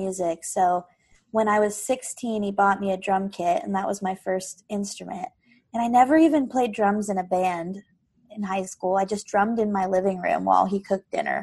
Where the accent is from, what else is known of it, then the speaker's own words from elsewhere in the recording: Oak Harbor, Washington, United States; I'm from Whidbey Island